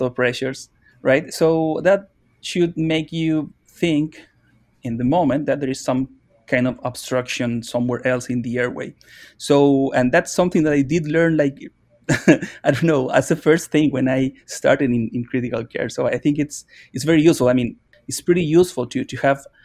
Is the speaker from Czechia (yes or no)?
no; Chile; moved away; I'm from Chile